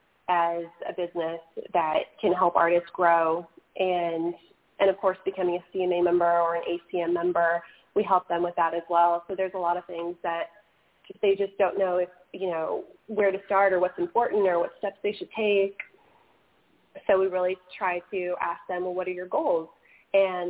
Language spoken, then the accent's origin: English; California, United States; I'm from California